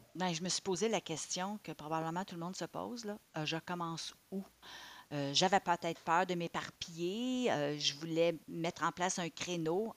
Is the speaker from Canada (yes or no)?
yes; Ottawa, Ontario, Canada; moved away as an adult; also born or lived in Montreal; j'ai grandi à Ottawa